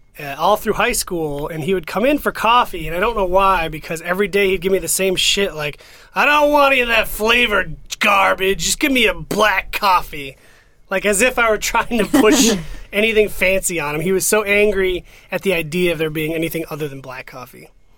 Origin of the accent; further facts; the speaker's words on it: rural Maine, United States; growing up in rural Maine. It's a weird, weird place.